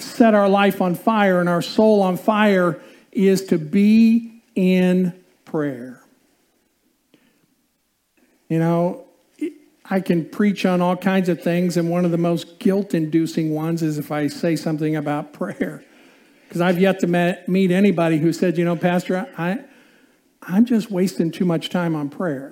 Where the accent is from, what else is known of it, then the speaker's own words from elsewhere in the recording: Indiana, United States; I grew up in Indiana